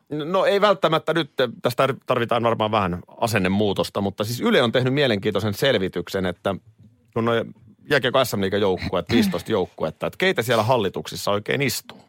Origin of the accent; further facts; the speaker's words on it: Nurmijärvi, Uusimaa, Finland; Nurmijärven pojat pääsi ison maailmaan